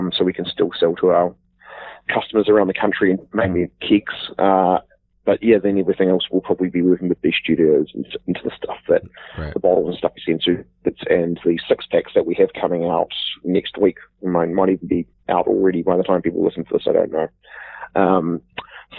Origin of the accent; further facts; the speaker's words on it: Wellington, New Zealand; moved away as an adult; now in Auckland, New Zealand; I was born and bred in Wellington, Miramar, near, pretty much down the road from Wellington Airport, where I grew up